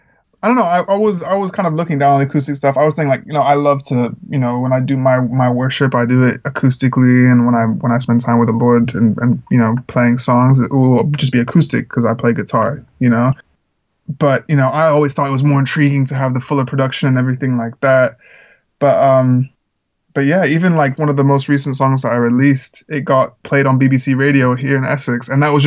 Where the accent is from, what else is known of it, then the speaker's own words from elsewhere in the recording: Czechia; You know, I grew up in the Czech Republic where there's a lot of like American missionaries, and my family and I weren't missionaries